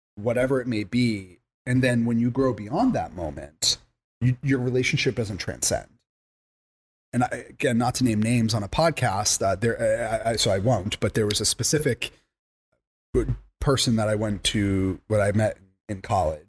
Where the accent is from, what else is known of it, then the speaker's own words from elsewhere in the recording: Long Island, New York, United States; moved away; also born or lived in Massachusetts; I grew up in Long Island.